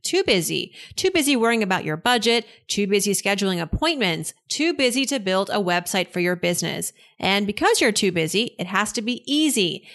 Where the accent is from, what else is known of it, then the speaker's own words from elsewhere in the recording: East Coast, United States; I'm Iranian, that uh, I grew up on the East Coast